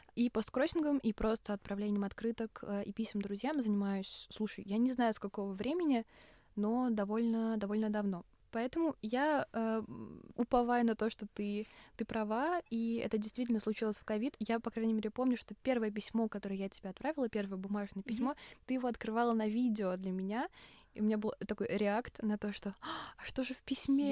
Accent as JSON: {"language": "Russian", "country": "Russia", "said": "я из России"}